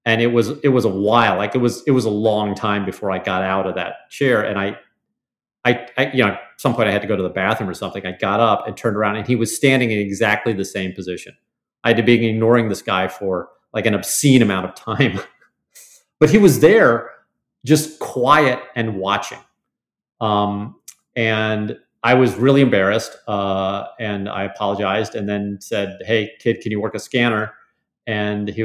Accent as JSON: {"language": "English", "town": "St. Louis", "region": "Missouri", "country": "United States", "said": "we're both from St. Louis."}